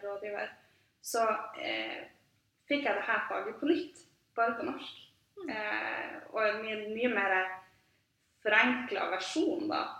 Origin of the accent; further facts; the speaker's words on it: Tromsø, Troms, Norway; jeg er både født og oppvokst i Tromsø, og har egentlig bare blitt her